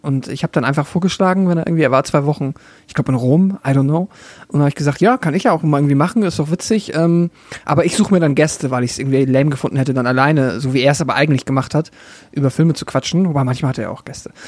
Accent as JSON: {"language": "German", "region": "Schleswig-Holstein", "country": "Germany", "tie": "born or raised there", "moved": "yes", "said": "in dem Dorf, wo ich herkomme"}